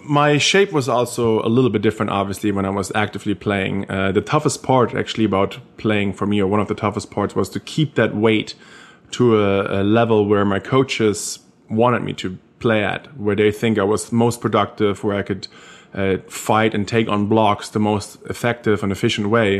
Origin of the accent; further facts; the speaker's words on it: Germany; accent: German; English is a second language; moved away as an adult; now in United States; growing up in Germany, coming to America, playing college football